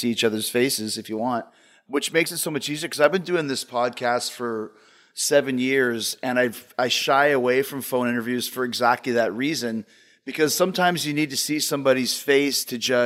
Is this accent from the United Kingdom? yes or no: no; Winnipeg, Manitoba, Canada; moved away as an adult; also born or lived in Calgary; I moved from Winnipeg to Calgary in 1990